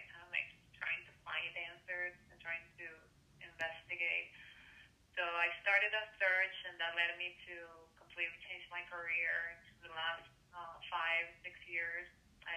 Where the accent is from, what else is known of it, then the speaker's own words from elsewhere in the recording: Venezuela; moved away; also born or lived in Chicago, United States; I was born in Venezuela. I grew up, well, my childhood I spent it there, but my growing up life I was in the U.S. and a lot of years in Chicago